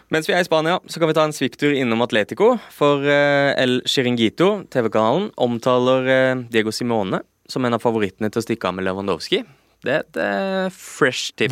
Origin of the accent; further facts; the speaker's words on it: Lillesand, Agder, Norway; moved away; da jeg var eh, juniorspiller eh, hjemme på Sørlandet